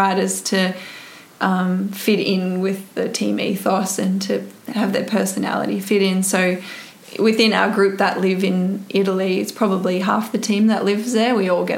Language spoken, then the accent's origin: English; Canberra, Australian Capital Territory, Australia; moved away as an adult; I come from Canberra, and it's great cycling community there.